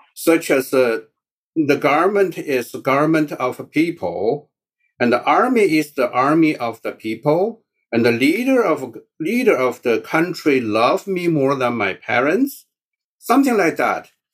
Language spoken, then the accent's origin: English; China; first language Mandarin; English is a second language; moved away as an adult; now in United States; my mother tongue is Mandarin.